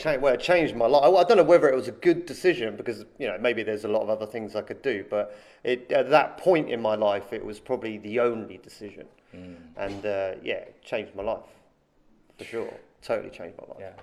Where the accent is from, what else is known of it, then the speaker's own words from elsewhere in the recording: Andover, South East England, United Kingdom; moved away as an adult; now in China; my hometown is uh, it's a small town called Andover